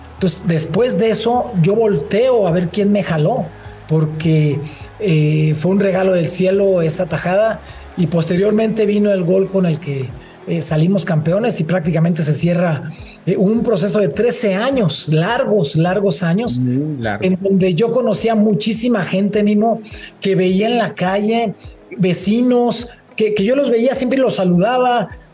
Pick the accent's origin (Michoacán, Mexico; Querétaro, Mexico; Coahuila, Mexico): Michoacán, Mexico; Uruapan; moved away as an adult; also born or lived in Mexico City / Veracruz; yo me formé eh, fue en Uruapan. Yo soy de Uruapan, Michoacán